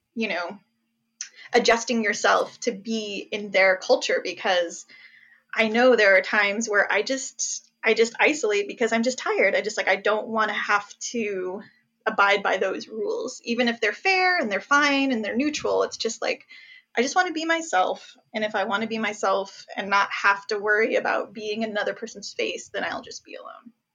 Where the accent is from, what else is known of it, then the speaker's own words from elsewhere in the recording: New Jersey, United States; first language English; I was born in Jersey